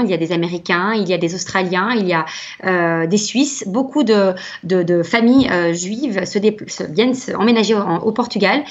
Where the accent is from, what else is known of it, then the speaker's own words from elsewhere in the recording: Belgium; chez nous en Belgique